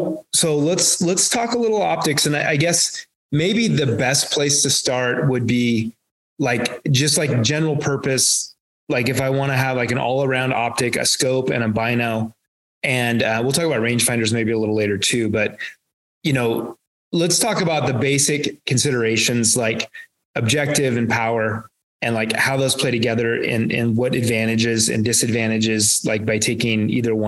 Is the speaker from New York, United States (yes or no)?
no; Vancouver, Washington, United States; I grew up in Vancouver, Washington area